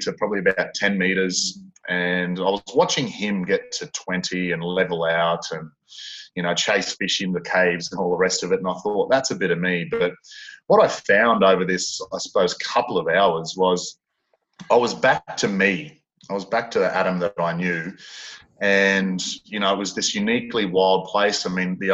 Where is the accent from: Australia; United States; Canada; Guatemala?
Australia; North Queensland; moved away; I'm from North Queensland originally.